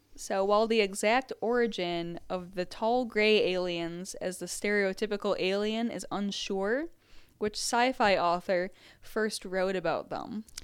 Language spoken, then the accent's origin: English; Southeast Michigan, United States; I grew up in Southeast Michigan